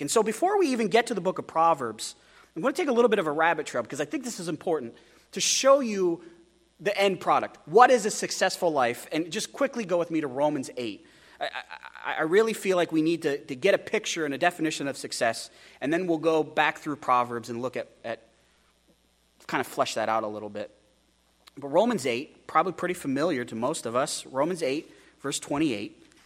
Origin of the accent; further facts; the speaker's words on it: United States; American Christians